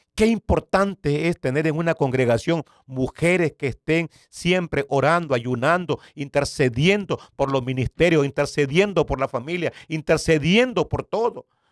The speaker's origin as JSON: {"language": "Spanish", "country": "Nicaragua", "tie": "born or raised there", "also_born_or_lived": "San Salvador, El Salvador", "moved": "as an adult", "said": "yo soy originario de Nicaragua"}